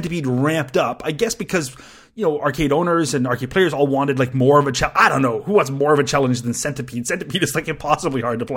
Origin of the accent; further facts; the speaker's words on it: Canada; I'm Canadian